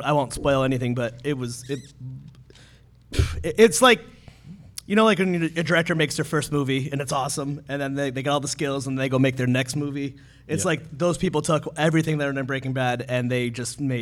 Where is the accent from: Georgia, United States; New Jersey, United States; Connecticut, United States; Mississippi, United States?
Connecticut, United States; Meriden; I'm from Meriden, Connecticut, which is like not what you expect from Connecticut at all